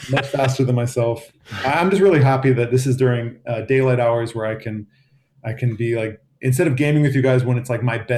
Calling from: Boston, Massachusetts, United States; I'm, I'm out of Boston, Massachusetts.

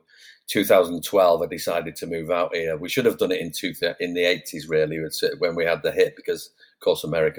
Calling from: Placentia, California, United States; I'm in Orange County, a place called Placentia, right near, well, it's by Yorba Linda. We're on the border of Yorba Linda, you know, Richard Nixon's birthplace.

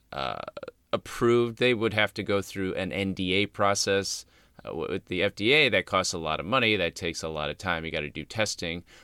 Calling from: Australia; I'm from Australia.

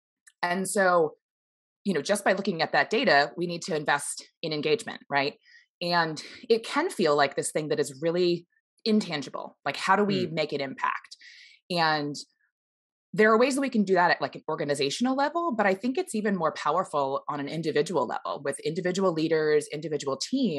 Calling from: Seattle, Washington, United States; I'm here in Seattle, Washington.

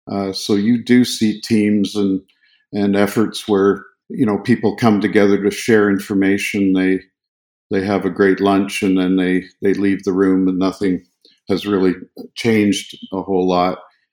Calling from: Fernie, British Columbia, Canada; I'm sitting here in Fernie, BC, which is right in the heart of the mountains

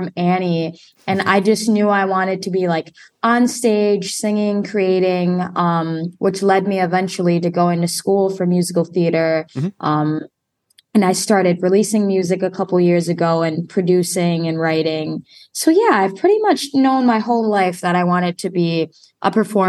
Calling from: Wisconsin, United States; I am calling from Wisconsin right now, right between Chicago and Milwaukee. So I'm smack dab in the middle.

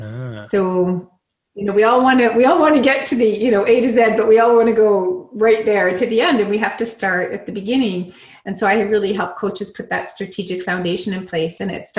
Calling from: San Diego, California, United States; I am in San Diego, California.

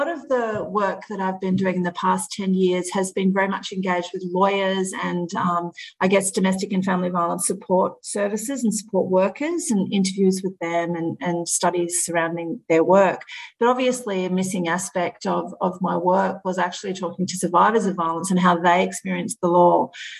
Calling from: Melbourne, Victoria, Australia; I'm joining you from Melbourne in Victoria in Australia

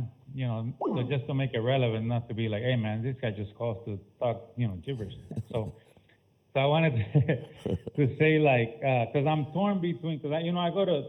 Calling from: Alabama, United States; I'm calling from Alabama.

